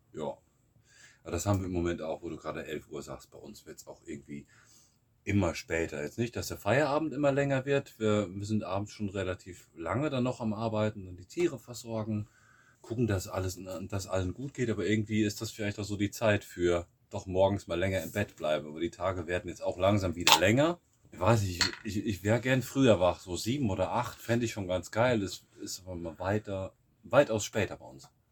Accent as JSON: {"language": "German", "country": "Germany", "moved": "as an adult", "lives_now": "Bulgaria", "said": "wir hier die Deutschen"}